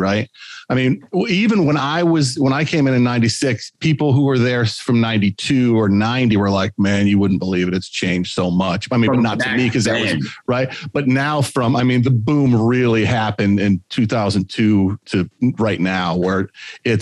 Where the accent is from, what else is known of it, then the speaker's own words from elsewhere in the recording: Hornell, New York, United States; moved away; I grew up in Hornell, New York, which is 6 hours east of the city. And it's cows, not people.